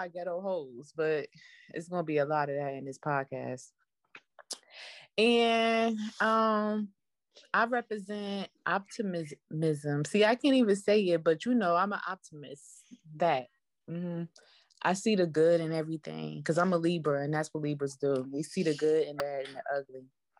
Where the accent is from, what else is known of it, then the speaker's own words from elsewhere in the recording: New Jersey, United States; now in Florida, United States; I am from New Jersey. I relocated to the Sunshine State and I'm very proud of that.